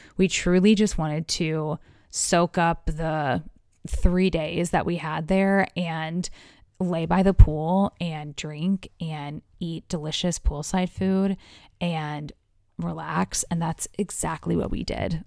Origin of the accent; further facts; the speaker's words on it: United States; as an American